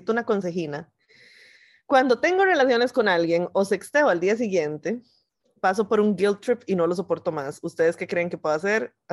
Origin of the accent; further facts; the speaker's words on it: Guanacaste, Costa Rica; Yo soy de Guana y mañana me devuelvo a mi provincia, o sea, hoy.